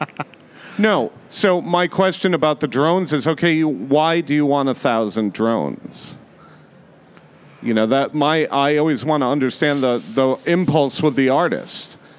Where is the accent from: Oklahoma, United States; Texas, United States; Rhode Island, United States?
Rhode Island, United States; moved away as an adult; also born or lived in Las Vegas, Nevada; I grew up in Rhode Island.